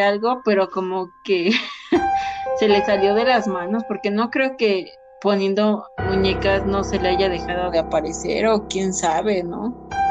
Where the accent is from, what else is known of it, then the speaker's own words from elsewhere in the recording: Mexico; de aquí de nuestro lindísimo país México